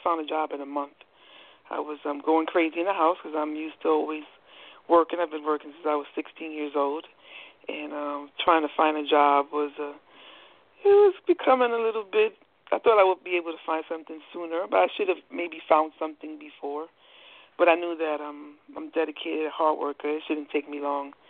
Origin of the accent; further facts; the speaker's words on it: New York, United States; moved away as an adult; also born or lived in Queens / Newport News, Virginia; now in Hampton, United States; I was born and raised in New York, so I lived there my whole life